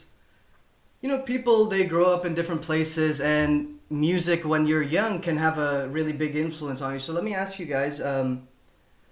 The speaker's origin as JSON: {"language": "English", "country": "Pakistan", "tie": "born or raised there", "moved": "yes", "said": "when I was growing up in Pakistan"}